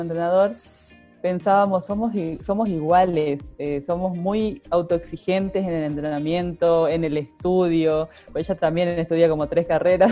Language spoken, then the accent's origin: Spanish; Argentina; soy muy argentina.